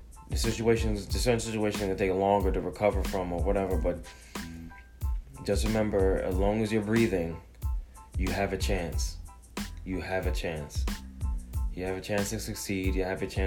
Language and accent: English; Jamaica; now in United States; I was born in Jamaica, you know, a third world country, island, whatever you want to call it, came to America